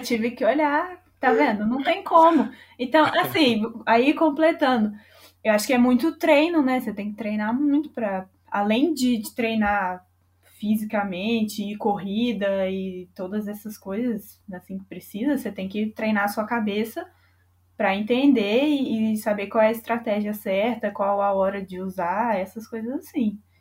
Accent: Brazil; eu sou muito brasileira

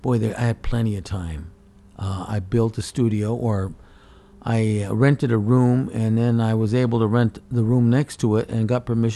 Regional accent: Toyota, Aichi, Japan; also born or lived in Alaska; International Center in Nagoya, and they always had the shows there, so I always participated in that. And then my hometown of Toyota, where they world headquarters for the car, they had their city shows, and I always show there.

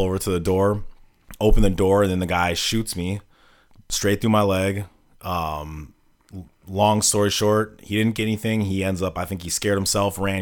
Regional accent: Milwaukee, Wisconsin, United States; also born or lived in Saint Cloud, Minnesota; I'm born and raised in Milwaukee

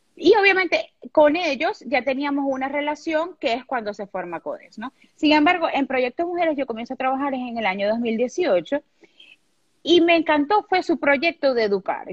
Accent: Venezuela; also born or lived in Maracaibo, Venezuela; vivo en Venezuela, soy venezolana, vivo en una ciudad que se llama Maracaibo.

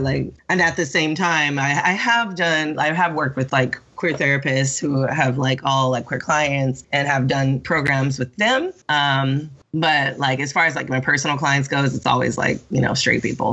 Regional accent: Sacramento, California, United States; also born or lived in San Francisco; I am originally from California, Northern California, um, from Sacramento and San Francisco.

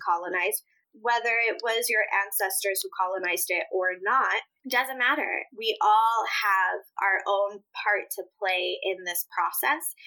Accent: Midwest, United States; first language Spanish; English is a second language; also born or lived in Puerto Rico / upstate New York; particularly in the Midwest where we were living

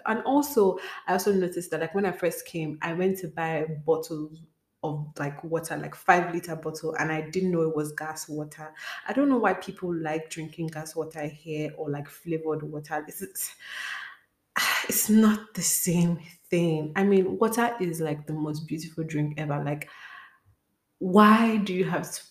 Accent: Nigeria; moved away; as a Nigerian

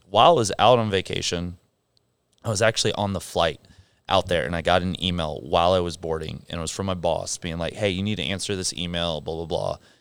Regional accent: San Clemente, California, United States; moved away; also born or lived in Philippines / Egypt / South Africa; I grew up in San Clemente, California. Um, lived out there for sixteen years

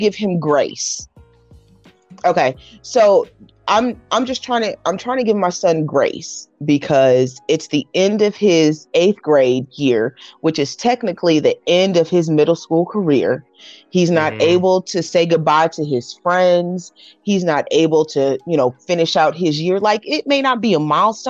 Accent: North Kansas City, Missouri, United States; I grew up in North Kansas City, so I went to middle school at sixth grade

